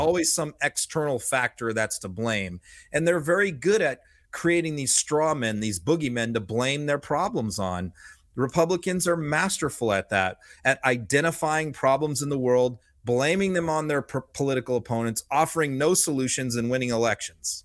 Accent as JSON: {"language": "English", "region": "Massachusetts", "country": "United States", "tie": "born or raised there", "said": "I grew up in Massachusetts"}